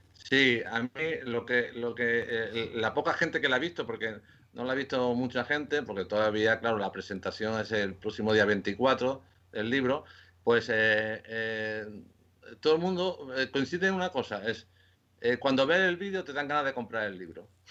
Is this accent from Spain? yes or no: yes; Córdoba, Andalusia, Spain; also born or lived in Lleida / Ceuta / Seville / Valencia; now in Madrid, Spain; nací en Córdoba, en Córdoba, en Andalucía